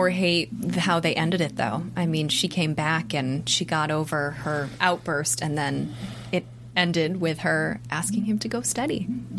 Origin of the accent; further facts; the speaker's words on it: East Coast, United States; I'm from the East Coast